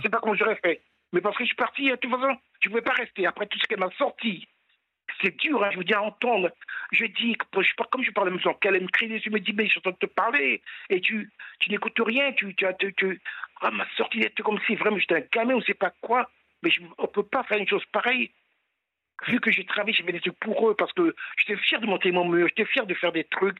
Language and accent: French; French Guiana; je suis de Guyane